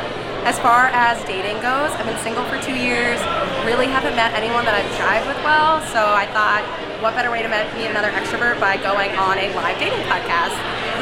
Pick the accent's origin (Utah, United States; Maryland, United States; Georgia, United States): Maryland, United States; Chevy Chase; I'm 25. I'm from Chevy Chase, Maryland, right outside Washington, D.C.